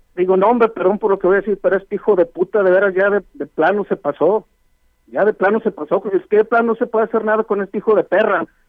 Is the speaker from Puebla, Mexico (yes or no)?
no; Zacatecas, Mexico; now in Aguascalientes, Mexico; yo no soy de aquí tampoco, yo soy del estado de Zacatecas y yo vivo aquí en Aguascalientes